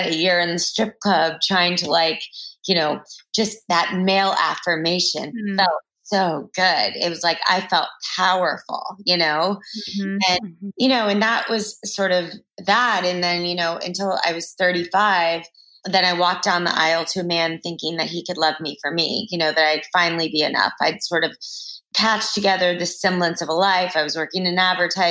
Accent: Texas, United States; growing up in Texas

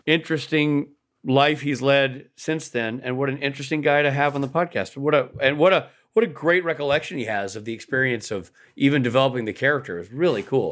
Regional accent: Nashville, Tennessee, United States; born or raised there

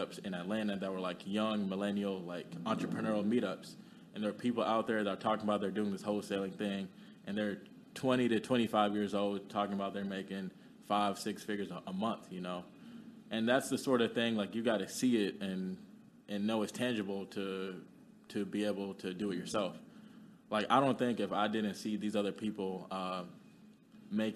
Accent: Kenya; moved away; I'm from Kenya.

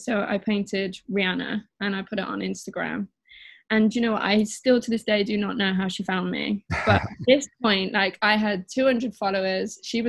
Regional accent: Midlands, United Kingdom; now in London, United Kingdom; Mm-hmm. And I'm 27 from the Midlands, and I currently live in London.

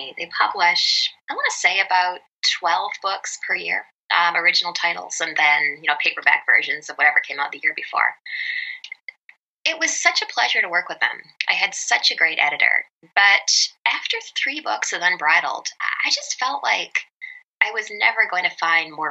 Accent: British Columbia, Canada; moved away as an adult; now in New York City, United States; I'm originally from Canada. I grew up on a small island off the west coast of British Columbia.

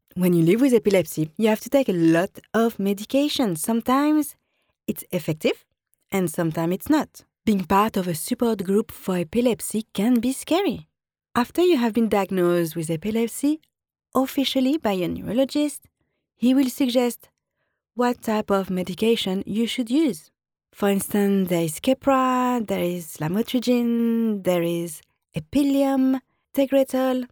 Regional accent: France; accent: French; English is a second language; now in London, United Kingdom; I'm always in contact with friends and family in France

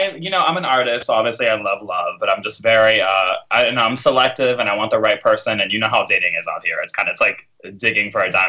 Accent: Miami Lakes, Florida, United States; now in Broward County, United States; I'm in Broward County, so I'm like just outside of Miami, but I'm from Miami Lakes.

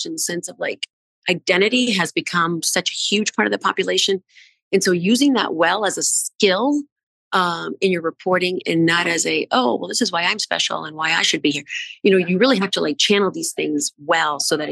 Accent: New Orleans, Louisiana, United States; moved away as an adult; when you grow up like in New Orleans, you know, like I identify as a New Orleanian so strongly.

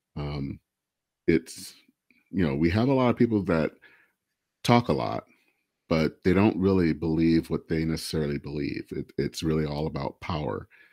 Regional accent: Michigan, United States; I hail from Michigan

